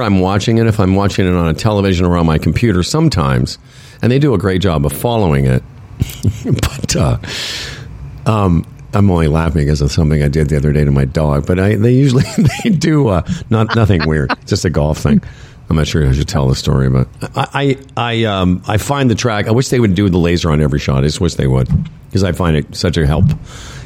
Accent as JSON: {"language": "English", "country": "Canada", "said": "we're from Canada."}